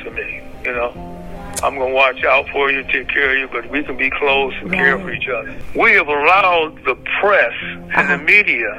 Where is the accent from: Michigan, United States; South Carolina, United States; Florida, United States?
Michigan, United States; Covert; Growing up in Covert, one word.